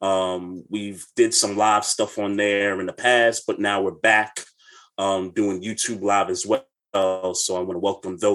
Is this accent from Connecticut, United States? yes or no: no; New York City, New York, United States; I am originally from Brooklyn, New York, born and raised